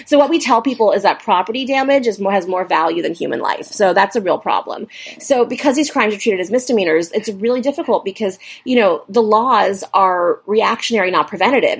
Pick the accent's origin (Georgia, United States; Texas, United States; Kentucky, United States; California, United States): California, United States; Los Angeles; I'm from Los Angeles